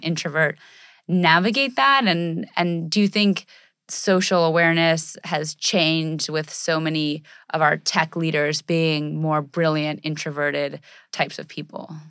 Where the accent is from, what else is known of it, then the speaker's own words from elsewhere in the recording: United States; our culture and in American society, we're, we're very, uh, brash and we're very independent